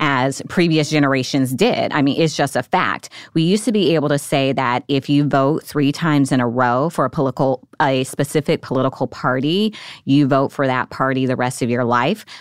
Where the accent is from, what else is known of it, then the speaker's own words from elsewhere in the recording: Nevada, United States; moved away as an adult; now in Washington, D.C., United States; my home State, Nevada